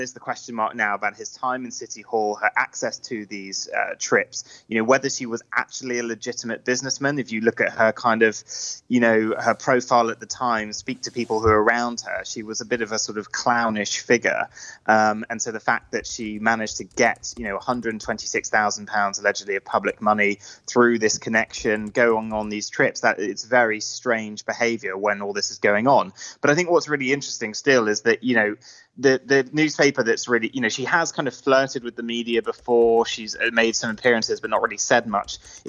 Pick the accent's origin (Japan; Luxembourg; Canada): Luxembourg; also born or lived in Jersey; I'm Irish Scottish, but I wasn't raised in the UK. I was kind of raised in Luxembourg and Jersey.